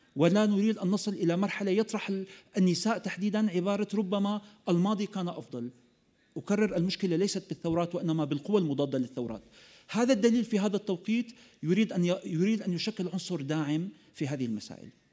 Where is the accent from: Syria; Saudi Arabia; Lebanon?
Syria; أننا في سوريا معتادون على القنابل